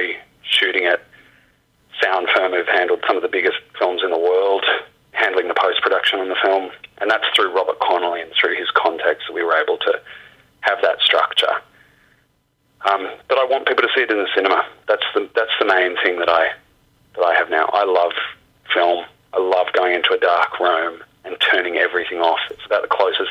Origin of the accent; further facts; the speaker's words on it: Australia; being an Australian filmmaker